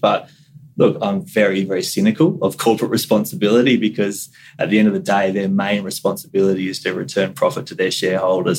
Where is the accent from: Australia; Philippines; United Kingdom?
Australia; Central Coast, New South Wales; also born or lived in Cairns, Queensland; I was born up in North Queensland at Cairns, which is obviously a, a community which is highly connected to the Great Barrier Reef and to terrestrial environments. And so I do recall uh, distant memories of, of the ocean up there and even moving down to the Central Coast when I was two or three